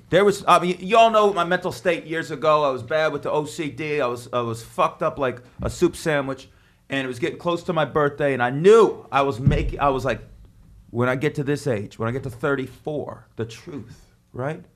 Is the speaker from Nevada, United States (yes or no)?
yes; Las Vegas, Nevada, United States; now in New York, United States; growing up in Vegas